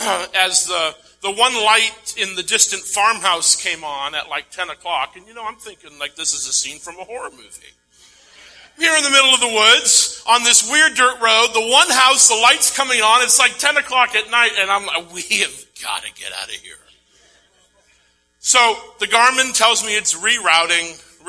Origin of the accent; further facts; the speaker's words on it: Maine, United States; moved away; my hometown